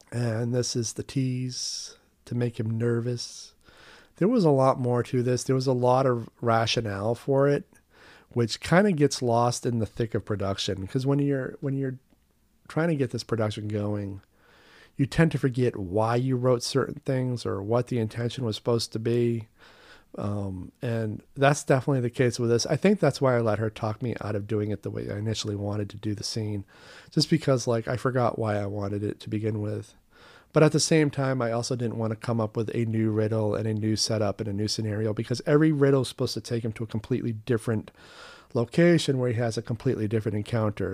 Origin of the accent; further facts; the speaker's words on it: Maine, United States; moved away; my home state of Maine